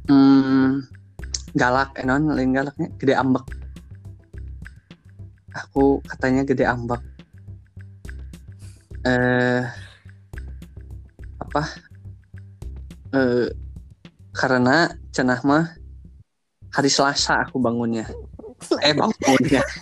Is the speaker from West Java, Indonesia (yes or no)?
yes; Garut, West Java, Indonesia; born there; aku lahir di Garut.